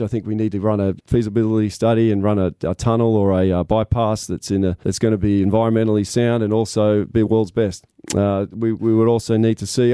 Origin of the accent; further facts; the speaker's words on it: Sydney, New South Wales, Australia; moved away as an adult; also born or lived in Cairns region, Queensland; now in Leichhardt, Australia; I grew up in Sydney, I moved here four years ago